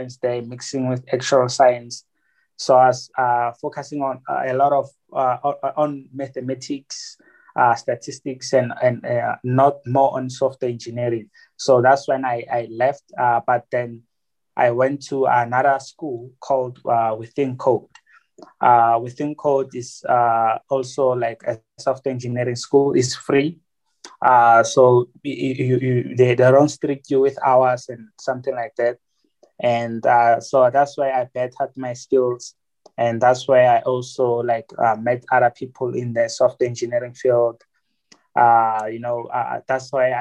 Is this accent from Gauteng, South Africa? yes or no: yes; Pretoria, Gauteng, South Africa; also born or lived in Johannesburg; from Gauteng, Pretoria at the township, at the area called Atteridgeville. They call it Pelly. That's where I grew up